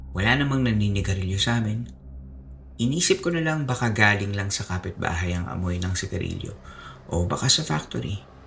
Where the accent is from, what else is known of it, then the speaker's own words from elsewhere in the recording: Central Luzon, Philippines; Nung bata pa ako, nung early 90s, sobrang liit pa ng mundo ko nun. Um, kasi walang internet, ba? Diba? sa probinsya namin sa Bulacan